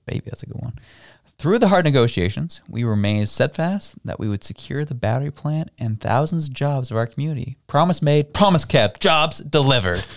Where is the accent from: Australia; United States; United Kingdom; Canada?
Canada; I was proud to be Canadian